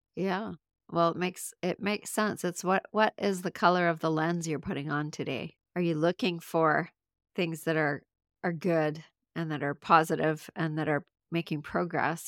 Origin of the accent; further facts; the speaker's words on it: Canada; I'm from Canada